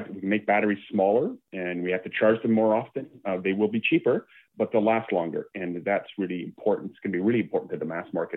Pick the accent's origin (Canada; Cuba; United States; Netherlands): Canada; as a Canadian